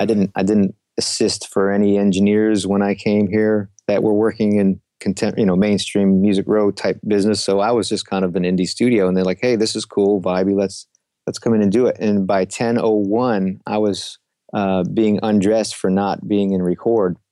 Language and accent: English; Rochester, New York, United States; moved away as an adult; also born or lived in New England; now in Nashville, United States; I came from Rochester, New York. Left there to go to school in New England.